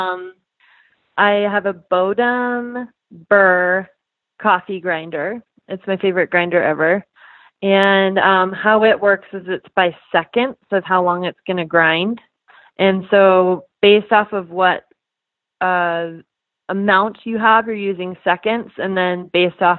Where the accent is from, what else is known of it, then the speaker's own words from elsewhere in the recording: Canada; I'm from Canada